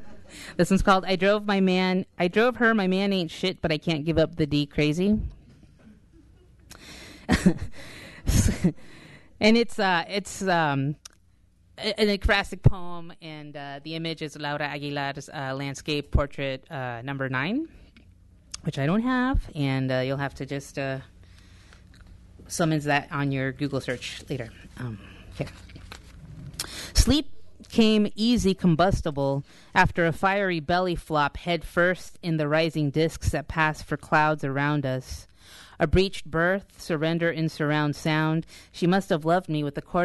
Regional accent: Huntington Park, California, United States; also born or lived in Bell Gardens, California; I grew up in Southeast Los Angeles, and if anybody knows Huntington Park

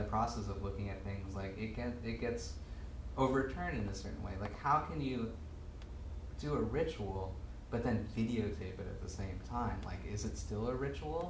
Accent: United States; I was born here

